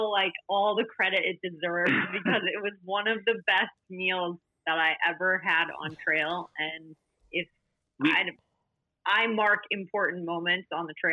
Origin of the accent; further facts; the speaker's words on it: United States; as an American, it had been built up the Great Smoky Mountains.